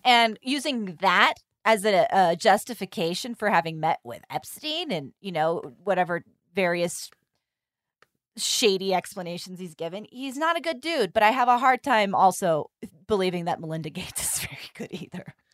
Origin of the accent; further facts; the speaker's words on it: California, United States; I'm from California